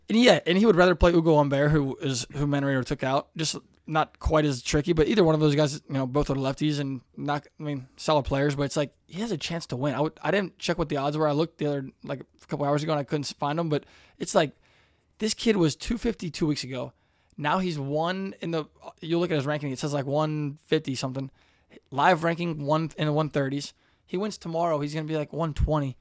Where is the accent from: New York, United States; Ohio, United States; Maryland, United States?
Ohio, United States; Cincinnati; we're from Cincinnati